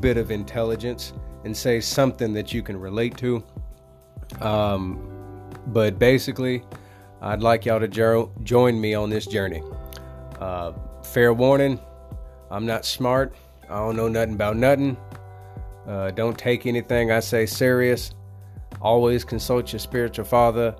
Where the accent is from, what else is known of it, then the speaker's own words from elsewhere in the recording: Tennessee, United States; I'm from the U.S., I'm from Tennessee, born and raised.